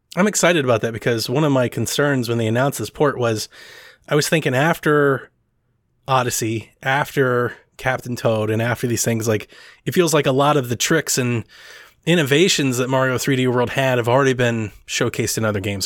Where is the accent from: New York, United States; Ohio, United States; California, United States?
Ohio, United States; I'm from Ohio myself